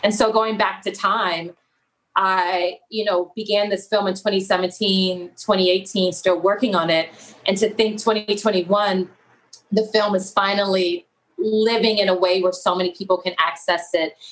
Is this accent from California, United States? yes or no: yes; Los Angeles, California, United States; I'm originally from South Central Los Angeles